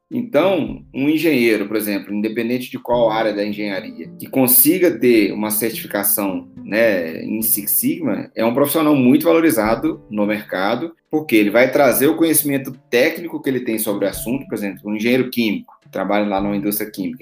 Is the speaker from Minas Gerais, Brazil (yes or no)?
yes; Pedro Leopoldo, Minas Gerais, Brazil; also born or lived in Belo Horizonte; eu sou aqui de Pedro Leopoldo, uma cidade aqui próxima de BH, né? Minas Gerais